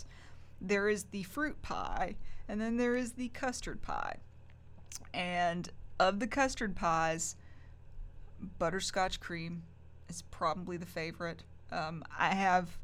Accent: Mount Sterling, Kentucky, United States; I grew up in Montgomery County. It's Mount Sterling.

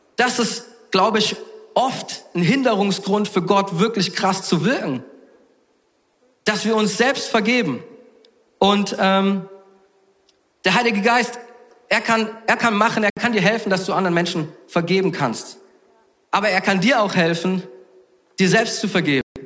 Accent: Southern Germany, Germany; ich komme aus Süddeutschland

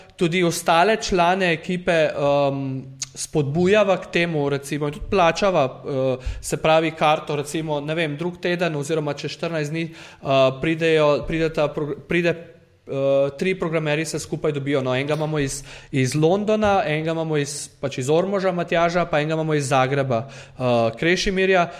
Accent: Prekmurje, Slovenia; jaz sem iz Slovenije

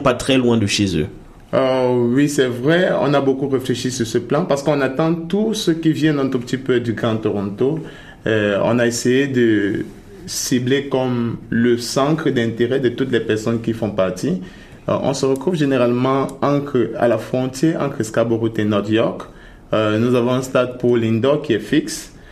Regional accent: Cameroon; moved away as an adult; now in Canada; je suis du Cameroun

